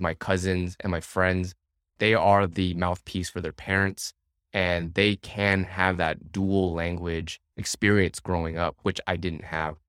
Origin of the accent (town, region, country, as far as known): California, United States; born or raised there; first language English; moved away as an adult; now in Vietnam